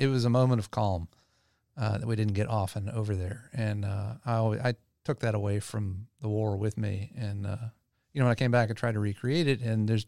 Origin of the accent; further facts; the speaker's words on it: Louisiana, United States; I grew up in Louisiana and everything was about iced tea, sweet tea.